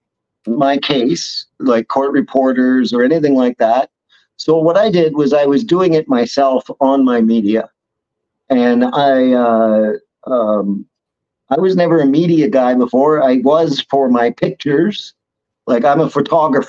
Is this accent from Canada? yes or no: yes; Ottawa, Ontario, Canada; I was born in Ottawa